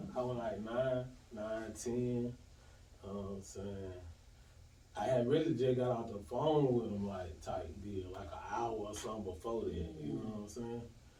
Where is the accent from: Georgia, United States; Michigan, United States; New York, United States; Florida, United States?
Georgia, United States; Decatur; also born or lived in Atlanta, Georgia; Hey, I'm from Atlanta, Georgia, but I'm from Decatur, Georgia. You did. So I was born at Grady, you know what I'm saying? Raised in Decatur